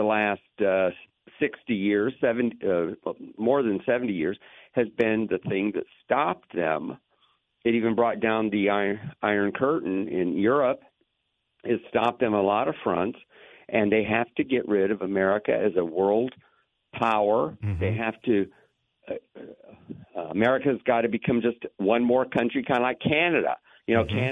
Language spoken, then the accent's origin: English; Lakeland, Florida, United States; I grew up in Lakeland